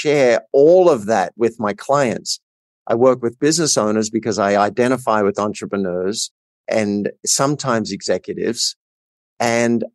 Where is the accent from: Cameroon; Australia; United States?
Australia; I grew up in a country town in Australia